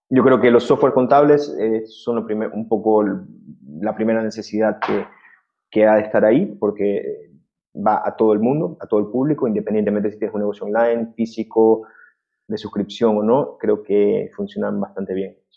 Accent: Ecuador; yo soy de Ecuador

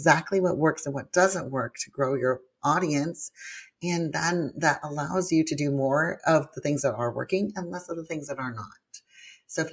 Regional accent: Hawaii, United States; moved away; I lived in Hawaii all my life, was born and raised there

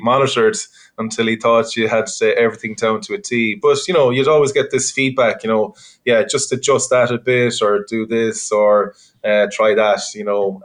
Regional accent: Connemara, Connacht, Ireland; growing up in Connemara

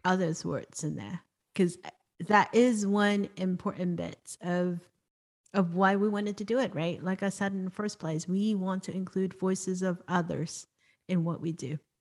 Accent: Hong Kong; I was born and raised in Hong Kong

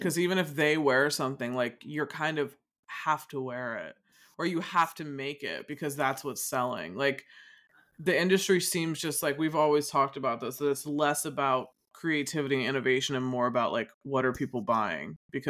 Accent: United States; I guess it's maybe because I'm American and I know that look a lot

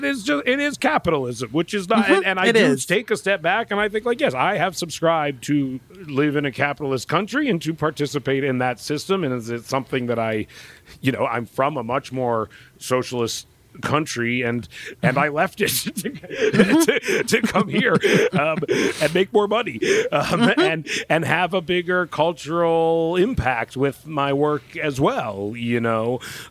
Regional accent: Pacific Northwest, United States; we're from the Pacific Northwest, and we would always hear about the Pineapple Express was coming

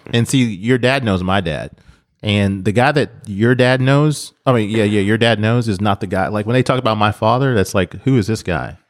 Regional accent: United States; I'm American.

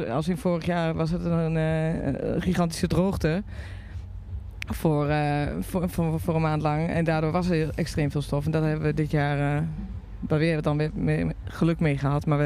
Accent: Netherlands; Wij zijn al... gewoon ook best wel verwend als Nederlanders

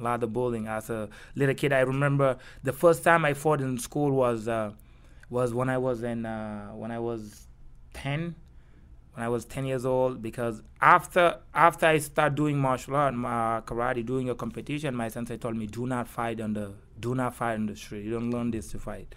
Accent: Kaolack, Senegal; English is a second language; moved away as an adult; also born or lived in Dakar, Senegal / Barcelona, Spain; now in New York, United States; I was born in Kaolack

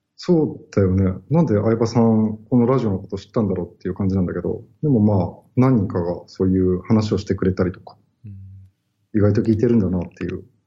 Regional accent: Kanazawa, Ishikawa, Japan; born or raised there; now in Tokyo, Japan

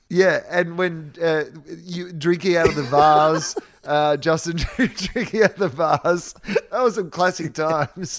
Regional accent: Victoria, Australia; moved away as an adult; growing up in Denison and the ninety and a mile beach in Victoria

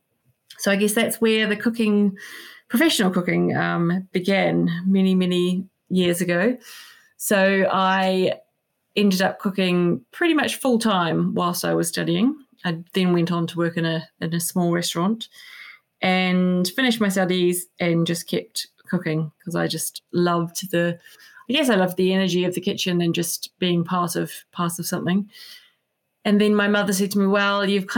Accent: New Zealand; moved away as an adult; now in United Kingdom; I grew up in New Zealand, surrounded by beautiful produce

